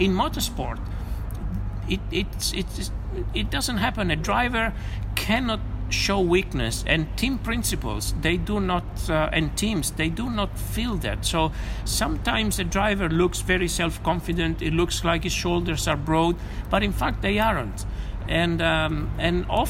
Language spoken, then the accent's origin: English; Rome, Lazio, Italy; I come from Rome.